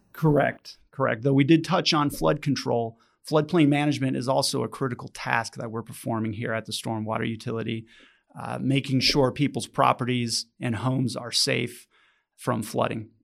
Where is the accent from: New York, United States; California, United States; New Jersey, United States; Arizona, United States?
Arizona, United States; Phoenix; also born or lived in Tucson; now in Oro Valley, United States; I grew up in Phoenix, Arizona, much hotter than Tucson